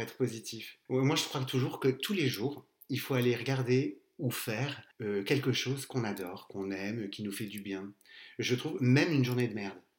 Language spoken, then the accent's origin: French; Castres, Occitania, France; je viens du sud, de Castres, et bah, j'ai bientôt 43 ans